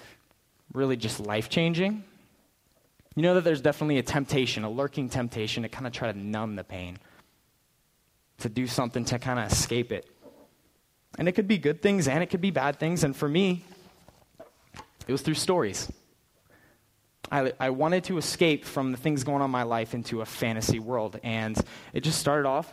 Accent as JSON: {"language": "English", "town": "Prescott", "region": "Arizona", "country": "United States", "tie": "born or raised there", "also_born_or_lived": "California / Phoenix", "said": "I spent my entire childhood in Prescott, up north, in the woods"}